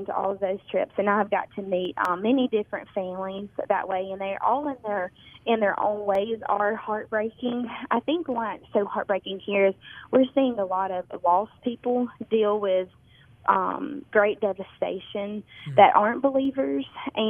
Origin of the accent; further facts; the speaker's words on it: Tupelo, Mississippi, United States; now in Omaha, United States; Tupelo, Mississippi.